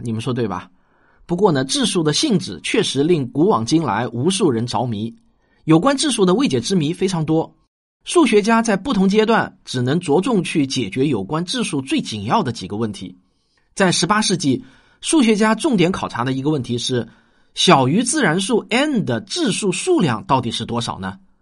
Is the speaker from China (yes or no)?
yes; China